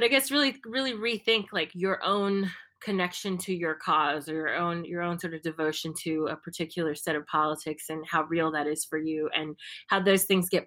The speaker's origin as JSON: {"language": "English", "country": "United States", "moved": "yes", "lives_now": "Brazil", "said": "I'm from the US"}